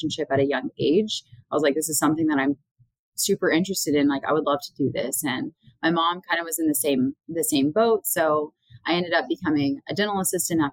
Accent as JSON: {"language": "English", "town": "Tulsa", "region": "Oklahoma", "country": "United States", "tie": "born or raised there", "also_born_or_lived": "San Angelo, Texas / San Antonio, Texas", "moved": "as an adult", "said": "I was born and raised in Tulsa, Oklahoma."}